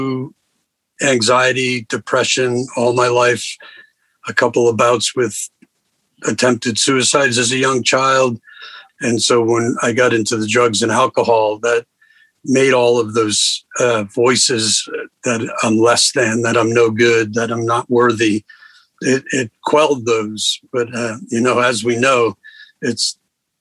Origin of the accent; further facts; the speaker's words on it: Rhode Island, United States; moved away; I grew up in Rhode Island, a family of four kids, and great parents, great family